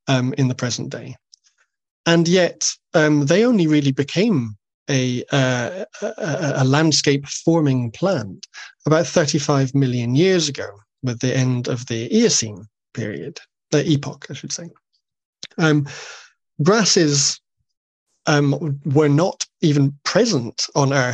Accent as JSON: {"language": "English", "area": "Rannoch, Highlands", "region": "Scotland", "country": "United Kingdom", "tie": "born or raised there", "said": "I grew up in Rannoch in the Highlands."}